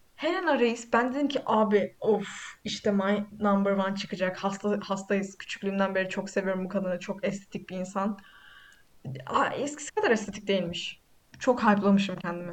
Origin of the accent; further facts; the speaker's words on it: Black Sea Region, Turkey; ben Karadeniz Karadenizliyim